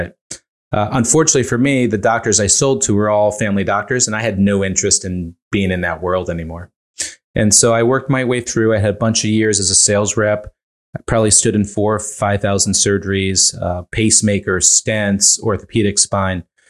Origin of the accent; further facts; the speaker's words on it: Northeast, United States; now in Montclair, New Jersey, United States; I grew up fairly poor in the Northeast